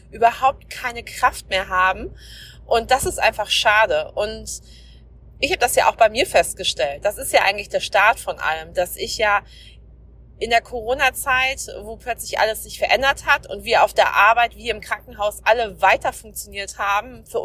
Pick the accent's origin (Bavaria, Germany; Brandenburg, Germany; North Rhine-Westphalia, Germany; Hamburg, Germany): North Rhine-Westphalia, Germany; now in Schleswig-Holstein, Germany; ich bin seit 2013 hier in Schleswig-Holstein, bin ja aus dem Ruhrgebiet hier hochgezogen